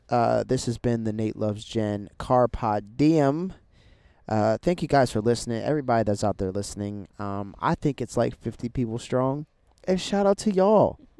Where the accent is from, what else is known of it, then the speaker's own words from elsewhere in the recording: Delaware, United States; moved away; also born or lived in Texas; growing up in Delaware